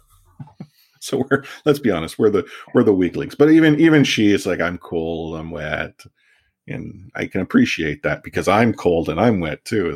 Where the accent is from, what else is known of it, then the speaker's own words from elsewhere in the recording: Vancouver, British Columbia, Canada; I grew up in Vancouver and my sport was soccer